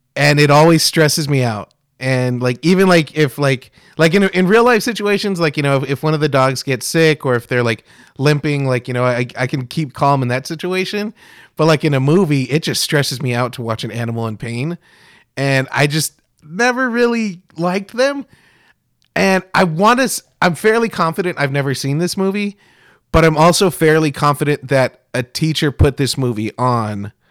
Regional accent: Kingsville, Texas, United States; growing up in South Texas

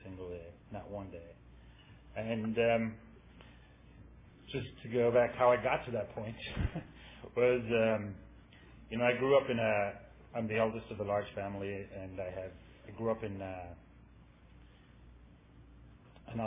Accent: Ireland; now in San Francisco, United States; I'm from Ireland. I grew up there. That's why I talk funny.

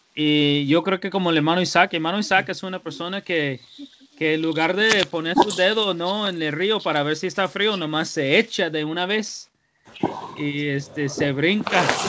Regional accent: United States; moved away; como americano

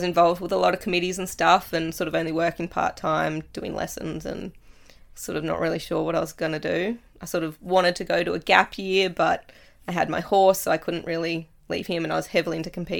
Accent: Latrobe, Tasmania, Australia; So I was born in Latrobe, went to school, Moriarty Primary School, to grade 4, did grade 5 and 6 at Wesley Vale because Moriarty

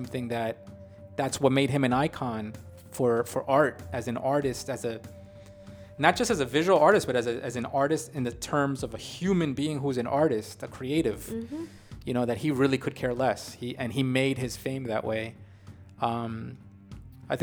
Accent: New York, United States; my family's Colombian. Okay, they all came from Colombia. So I'm first generation born in New York

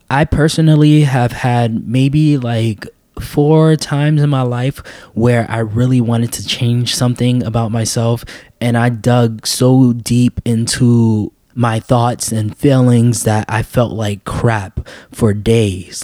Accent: New York City, New York, United States; I was raised in New York City

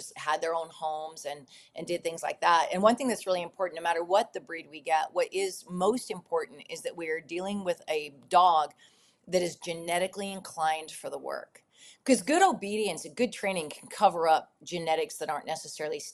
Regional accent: United States; I was born here

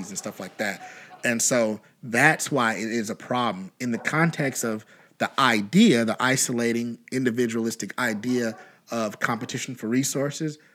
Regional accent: Kentucky, United States; we're from Kentucky

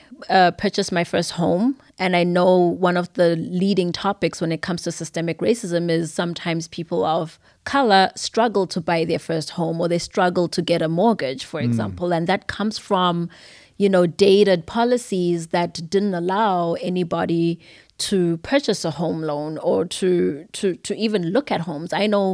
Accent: Zimbabwe; now in United States; It's been a while, but I grew up in Zimbabwe. Everything about me is Zimbabwean. I was born in America, so I have birthright citizenship

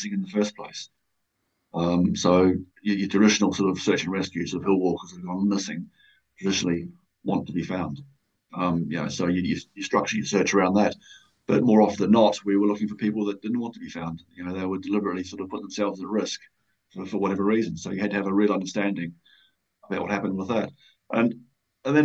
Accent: New Zealand; moved away as an adult; now in United Kingdom; I came to the UK from New Zealand when I was 24. So I came out, as most young Kiwis

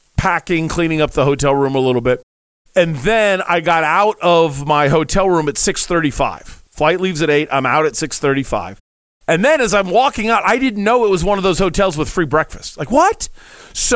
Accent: Dayton, Ohio, United States; moved away as an adult; now in Arizona, United States; I'm from Dayton

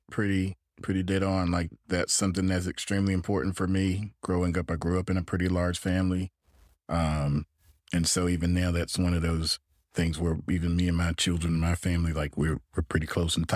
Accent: Gainesville, Florida, United States; No, I grew up in Gainesville, in Florida.

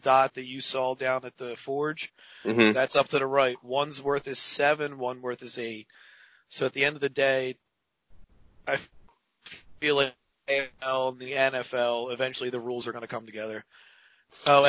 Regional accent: Philadelphia, Pennsylvania, United States; I'm from Philadelphia

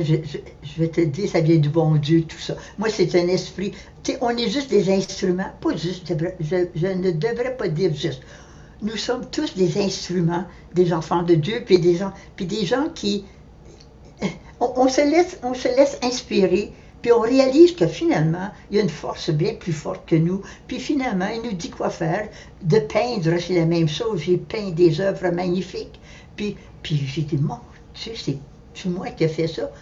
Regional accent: Ottawa, Ontario, Canada; moved away as an adult; also born or lived in Montreal; je suis née à Ottawa

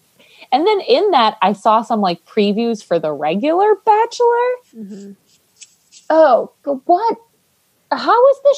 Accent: Ireland; I'm Irish.

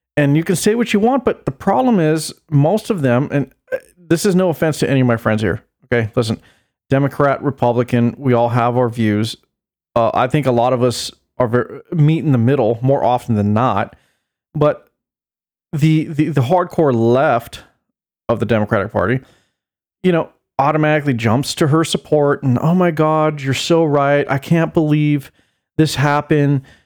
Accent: United States; I'm an American citizen

